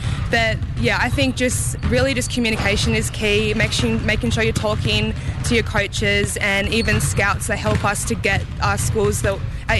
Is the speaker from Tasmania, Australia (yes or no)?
yes; Hobart, Tasmania, Australia; moved away as an adult; now in Missoula, United States; I'm from Hobart, Tasmania, is where my home is, and the city that I live in is right underneath a mountain